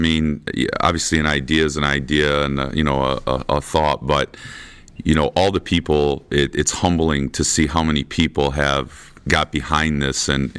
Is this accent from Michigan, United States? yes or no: yes; Washington, Michigan, United States; I'm from Washington, Michigan